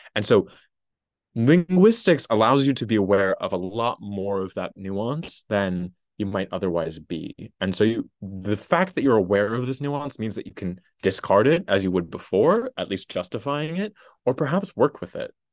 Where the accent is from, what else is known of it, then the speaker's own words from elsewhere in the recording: Massachusetts, United States; I'm from a tiny little town in Massachusetts